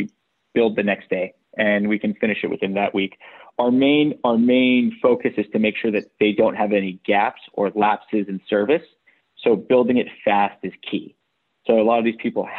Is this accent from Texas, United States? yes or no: no; New York City, New York, United States; I was born and raised in New York